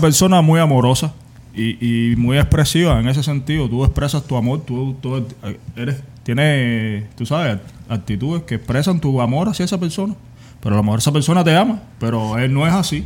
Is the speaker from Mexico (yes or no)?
no; Cuba; moved away as an adult; Yo soy cubano